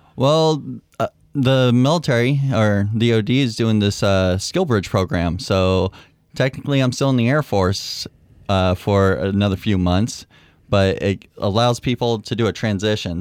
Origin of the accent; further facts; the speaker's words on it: Concord, California, United States; moved away as an adult; now in Mount Pleasant, Michigan, United States; I'm from, the easy question is from Concord, California